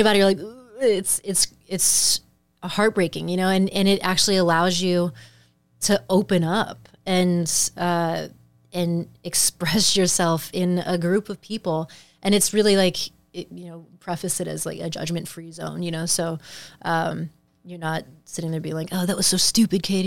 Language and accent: English; Midwest, United States; moved away as an adult; now in Los Angeles, United States; thinking as a Midwesterner